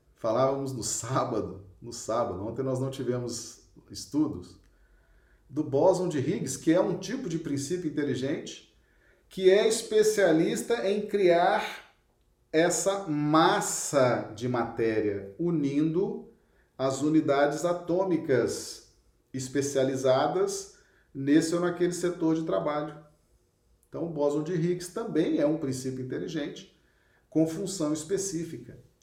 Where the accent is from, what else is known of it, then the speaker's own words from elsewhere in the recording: Belo Horizonte, Minas Gerais, Brazil; moved away as an adult; now in Acre, Brazil; Eu sou de Belo Horizonte, nasci lá, estou no Acre há 28 anos, né? Mas sou mineiro, sou natural de Belo Horizonte